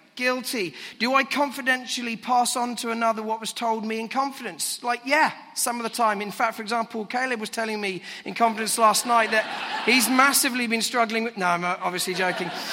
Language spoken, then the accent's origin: English; United Kingdom; now in London, United Kingdom; as a Brit